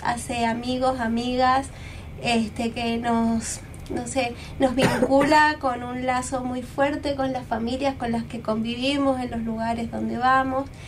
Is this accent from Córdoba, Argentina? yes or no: no; Jujuy, Argentina; moved away; yo no soy de acá, soy de Jujuy